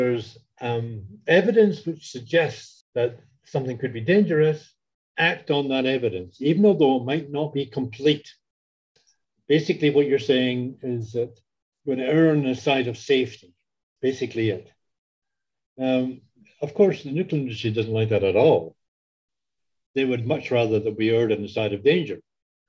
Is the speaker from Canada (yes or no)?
yes; Canada; I am Canadian, so therefore I'm allowed to criticize my own country